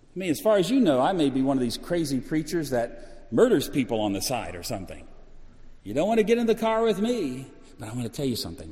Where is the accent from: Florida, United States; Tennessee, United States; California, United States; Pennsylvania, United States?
Florida, United States; Orlando; I'm from Orlando.